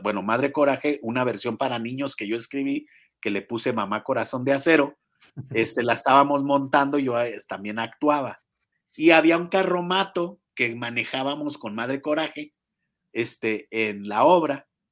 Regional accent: Chihuahua, Mexico; now in Mexico City, Mexico; soy de Chihuahua

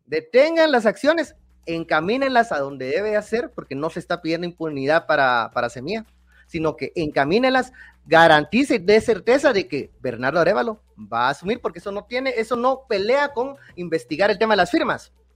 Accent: Guatemala

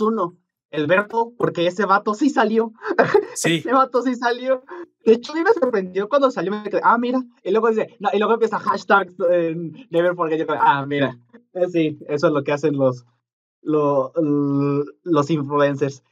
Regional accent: Mexico; donde somos nosotros, el náhuatl y el purépecha son más comunes

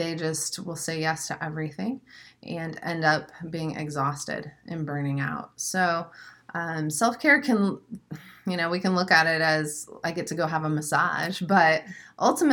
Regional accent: Springfield, Missouri, United States; also born or lived in St. Louis, Missouri; now in Florida, United States; I'm from Springfield, Missouri. So I'm a Missouri Midwestern girl. Lived in St. Louis before

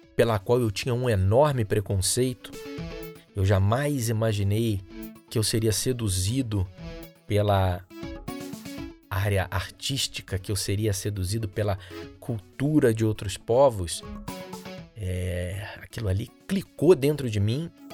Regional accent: Rio de Janeiro, Brazil; sou natural do Rio de Janeiro, sou carioca

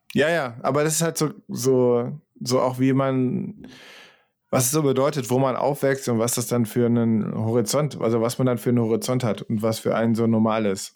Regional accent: Central Germany, Germany; ich bin irgendwie in der Mitte von Deutschland aufgewachsen

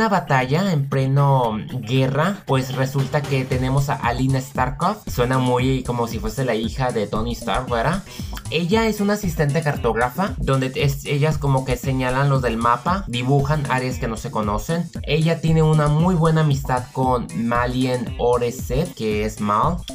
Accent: Mexico; Yo, digamos, como mexicano, yo nunca he seguido el cine de mi país porque a mí no me gusta

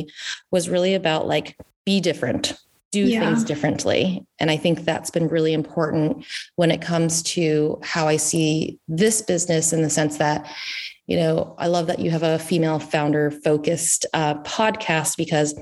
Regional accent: the South, United States; moved away as an adult; also born or lived in Washington, D.C.; now in Northern California, United States; I grew up in the South

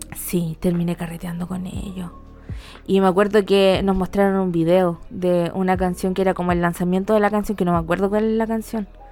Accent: Temuco, Araucanía, Chile; moved away; mi liceo no estaba en el centro, estaba como lejos del centro, de mi pueblito allá Temuco

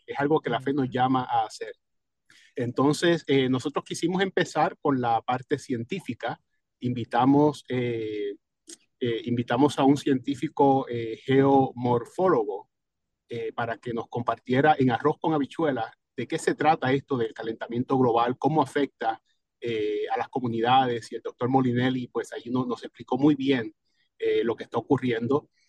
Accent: Cataño, Puerto Rico; now in Alexandria, Virginia, United States; mi pueblo de Cataño

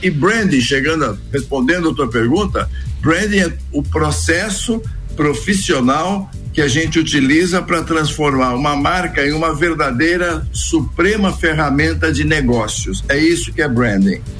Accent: São Paulo, Brazil; also born or lived in Minas Gerais; eu sou meio, meio paulista, portanto, muito provinciano

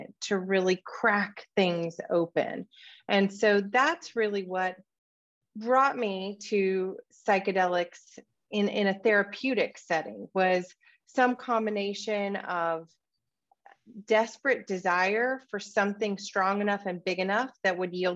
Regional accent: Deep South, United States; I grew up in the Deep South in what's referred to as the Bible Belt in the United States

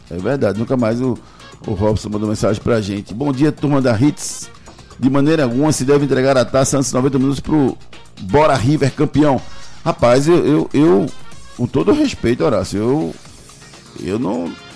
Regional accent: Northeast Region, Brazil; Nós somos nordestinos.

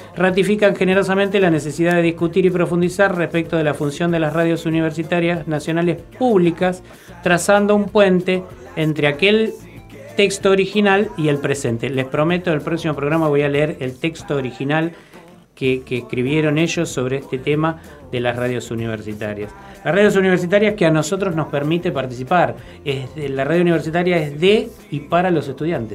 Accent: Buenos Aires, Argentina; soy porteño

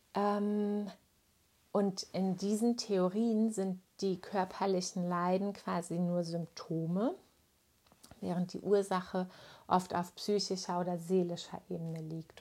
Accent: Germany

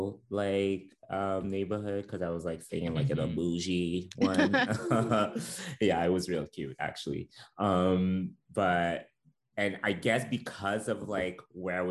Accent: Montreal, Quebec, Canada; first language French; English is a second language; Growing up in Montreal.

